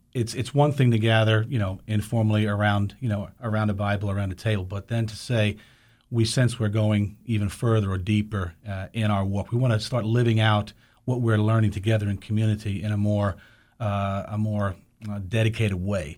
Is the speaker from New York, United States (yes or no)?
yes; New York City, New York, United States; growing up in New York City